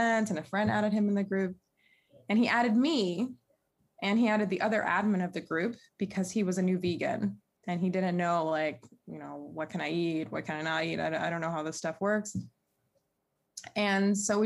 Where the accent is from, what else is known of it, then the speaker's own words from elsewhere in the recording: Durham, North Carolina, United States; moved away as an adult; now in Shanghai, China; I'm from Durham, North Carolina. I have been in Shanghai, China for 8 years.